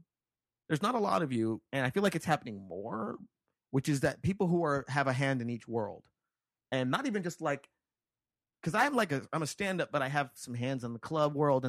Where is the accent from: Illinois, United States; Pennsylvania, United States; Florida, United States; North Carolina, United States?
Illinois, United States; Chicago; I'm from Chicago and we don't...